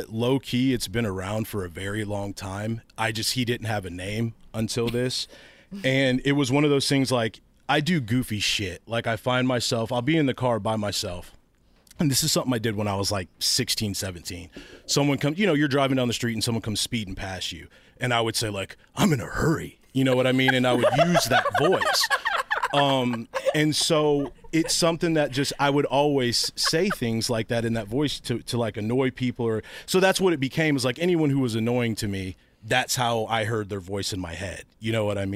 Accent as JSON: {"language": "English", "town": "Cleveland", "region": "Ohio", "country": "United States", "tie": "born or raised there", "also_born_or_lived": "Oberlin, Ohio / Columbus, Ohio", "said": "I was born in Oberlin. I grew up in Cleveland, and split my time between there and Columbus."}